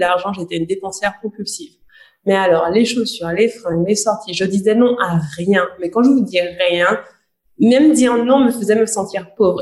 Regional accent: Guadeloupe; j'ai grandi dans une famille modeste, je viens de Guadeloupe

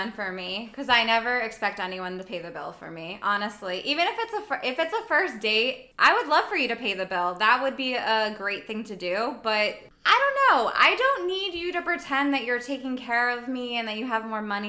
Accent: New York, United States; For me, as a New Yorker, it is welcome.

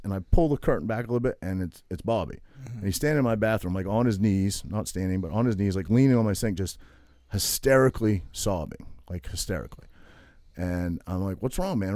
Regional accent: Toms River, New Jersey, United States; moved away; I was from Tom's River

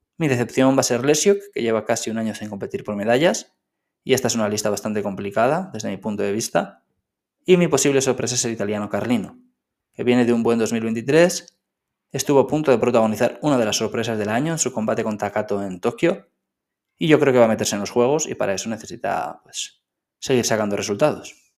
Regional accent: Spain; siendo español

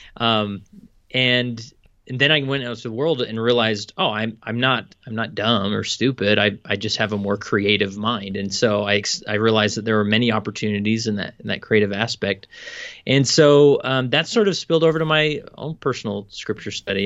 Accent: West Valley City, Utah, United States; I am, uh, born and raised in West Valley City, Utah

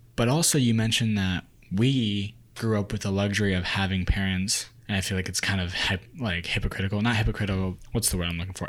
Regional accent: United States; growing up in America, growing up with an Asian culture

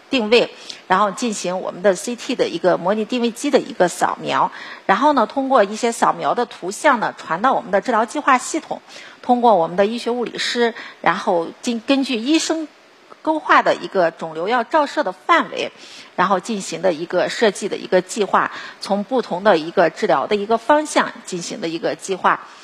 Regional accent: China; 我们中国人

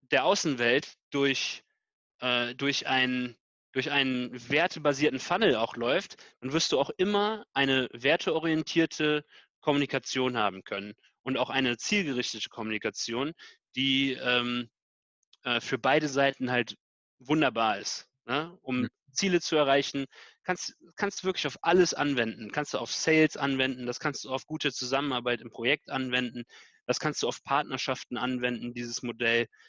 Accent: Canada; also born or lived in United States; ich bin in Kanada und USA aufgewachsen, mhm. äh, und ich habe das in den USA in der Grundschule gelernt.

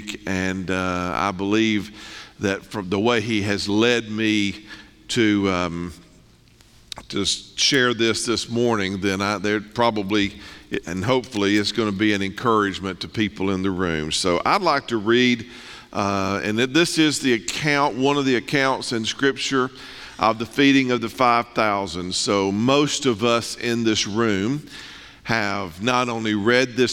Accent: North Mississippi, United States; moved away as an adult; now in East Tennessee, United States; I'm born and raised in North Mississippi

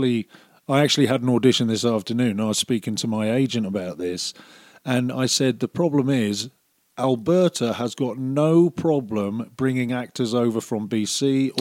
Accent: Cornwall, South West England, United Kingdom; moved away as an adult; also born or lived in Calgary, Canada; now in Airdrie, Canada; I was raised in Cornwall, which is a beautiful, beautiful place.

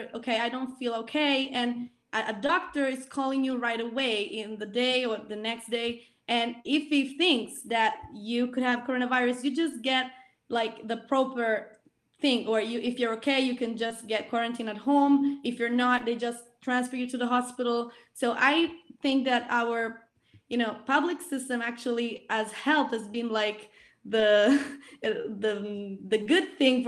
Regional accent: Italy; I grew up in Italy

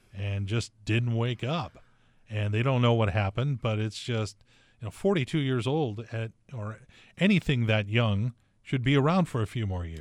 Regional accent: Torrance, California, United States; moved away as an adult; also born or lived in Washington; we came up from Torrance, California together and went to the University of Washington

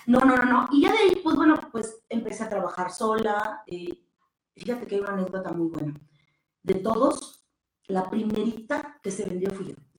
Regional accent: Puebla, Mexico; moved away; yo, que vengo de Puebla

